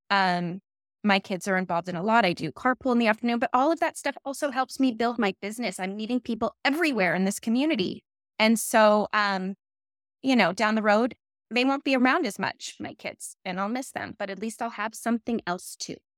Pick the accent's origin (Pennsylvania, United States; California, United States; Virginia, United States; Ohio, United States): California, United States; Calabasas; also born or lived in Woodland Hills / East Coast; I grew up in Calabasas